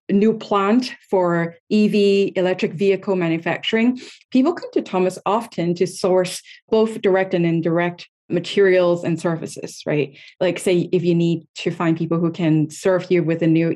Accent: Hong Kong; moved away; I was born and raised in Hong Kong originally

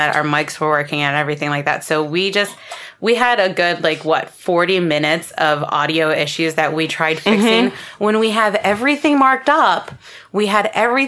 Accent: Baltimore, Maryland, United States

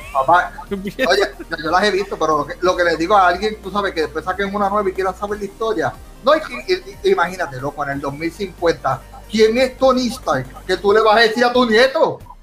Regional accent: Puerto Rico; nosotros somos puertorriqueños

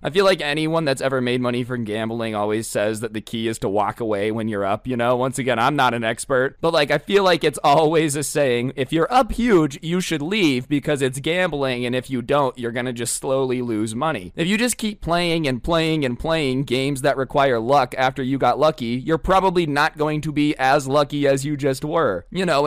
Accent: Las Vegas, Nevada, United States; I'm from Las Vegas

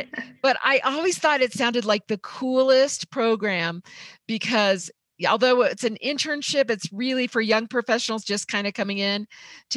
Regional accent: Indiana, United States; now in Colorado, United States; I was from Indiana

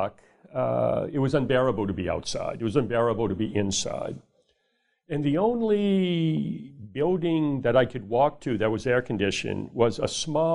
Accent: New Orleans, Louisiana, United States; I grew up in New Orleans, Louisiana

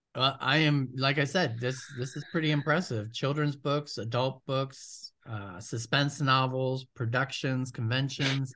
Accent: Ohio, United States; you do live in Ohio, which is my home state

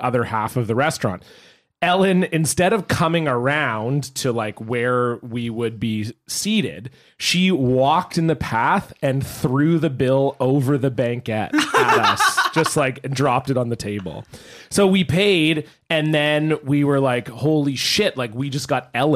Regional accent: Canada; also born or lived in Vancouver

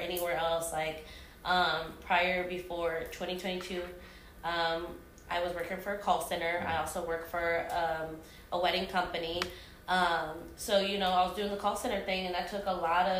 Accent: Kansas City, United States; I was born and raised here.

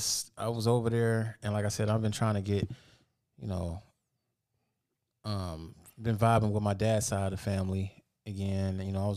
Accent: Detroit, Michigan, United States; Well, my family's from the East Side, and I'm from Detroit. No, I'm from the West Side. I was born and raised on the fucking West Side.

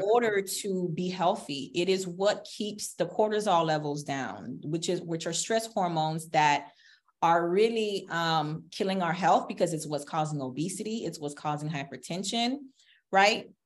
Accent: South Florida, United States; as a little girl growing up in South Florida in the Haitian community

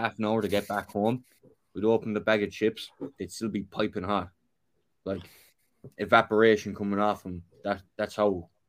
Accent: Limerick, Munster, Ireland; moved away; I was a poor boy growing up in Ireland, and I didn't have much.

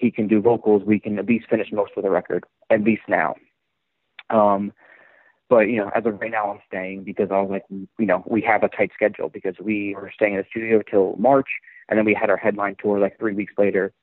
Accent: Northeast, United States; I come from the Northeast

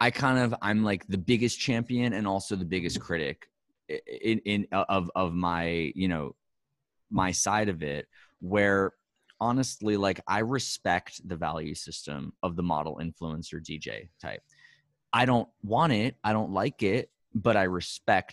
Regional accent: New York City, New York, United States; I'm from New York City

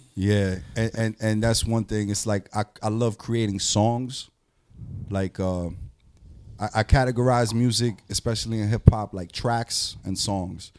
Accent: New York City, New York, United States; coming from New York

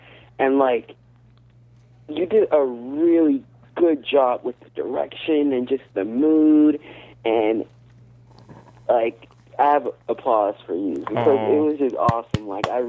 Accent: Florida, United States; I'm from Florida.

